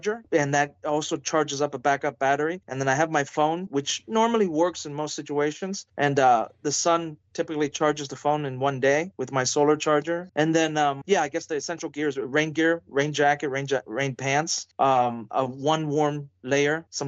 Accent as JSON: {"language": "English", "town": "Youngstown", "region": "Ohio", "country": "United States", "tie": "born or raised there", "said": "I grew up in a very poor city. I mean, I'm in my hometown now, Youngstown, Ohio"}